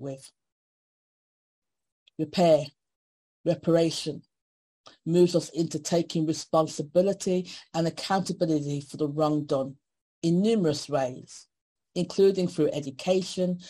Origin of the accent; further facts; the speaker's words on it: Birmingham, West Midlands, United Kingdom; I was born in Birmingham, miss, not Africa. And my parents are from Jamaica